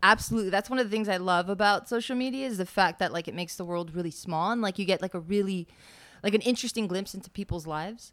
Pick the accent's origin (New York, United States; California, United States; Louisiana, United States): California, United States; Los Angeles; moved away as an adult; now in Las Vegas, United States; Born and raised in Los Angeles